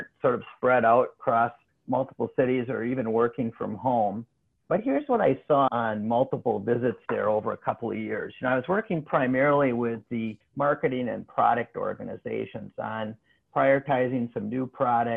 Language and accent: English; Midwest, United States; coming from the Midwest, it all sounds like a New York accent